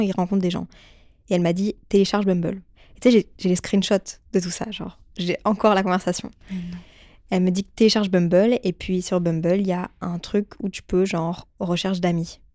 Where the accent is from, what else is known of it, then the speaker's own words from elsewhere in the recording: Brussels, Brussels-Capital Region, Belgium; je viens de Bruxelles de base